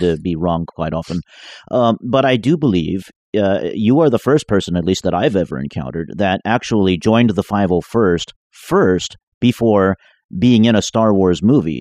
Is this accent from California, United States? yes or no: yes; Bay Area, California, United States; now in Southern California, United States; I'm from the Bay Area